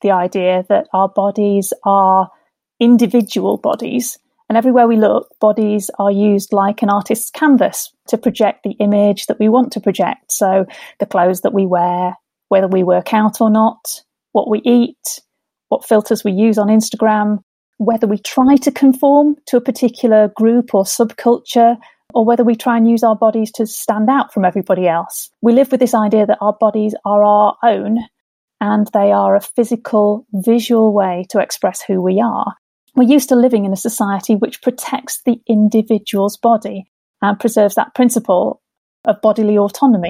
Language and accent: English; Sheffield, Yorkshire and the Humber, United Kingdom; moved away as an adult; also born or lived in Liverpool / Gateshead; now in Durham, United Kingdom; I grew up in Sheffield